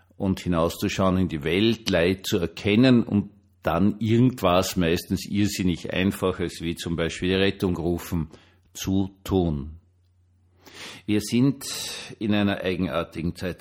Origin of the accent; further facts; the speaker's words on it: Vienna, Austria; ich bin Wiener